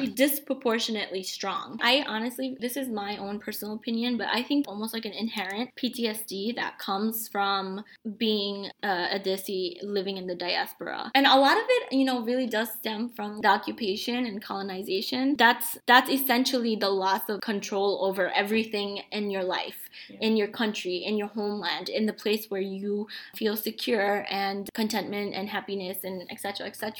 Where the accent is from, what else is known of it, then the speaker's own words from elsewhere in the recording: New York City, New York, United States; first language Bengali; English is a second language; also born or lived in Bangladesh; I've spent my whole life here, you know, growing up in New York City